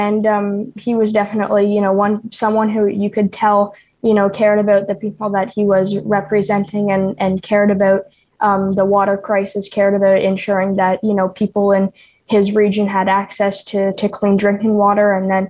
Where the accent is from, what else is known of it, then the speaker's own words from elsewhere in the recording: Ontario, Canada; some people took issue with the fact that I'm from Ontario, which I mean, like, it's not like, yeah, I'm from Ontario